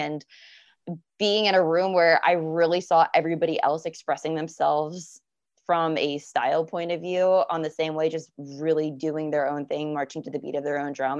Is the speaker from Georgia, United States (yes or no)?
no; Florida, United States; I'm from Florida